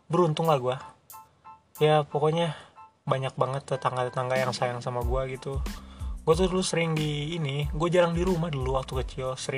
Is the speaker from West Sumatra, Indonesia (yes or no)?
no; Bogor, West Java, Indonesia; also born or lived in Bekasi; gue lahir di Bekasi cuma 40 hari di sana dan gue semenjak 40 hari itu di Bogor gitu dan hitungannya udah orang Bogor dong 20 tahun men seumur hidup gue di Bogor